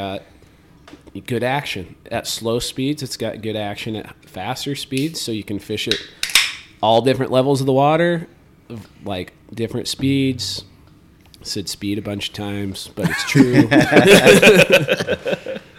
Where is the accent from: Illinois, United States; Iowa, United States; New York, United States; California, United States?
Iowa, United States; Southern; I grew up in Southern Iowa, a.k.a. Northern Missouri, a.k.a. the south of the north